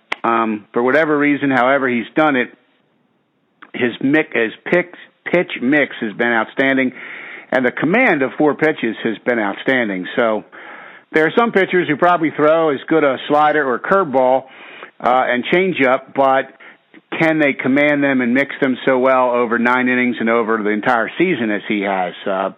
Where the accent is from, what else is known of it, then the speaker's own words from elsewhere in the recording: Baltimore, Maryland, United States; a real diehard Oriole fan, kid growing up in Baltimore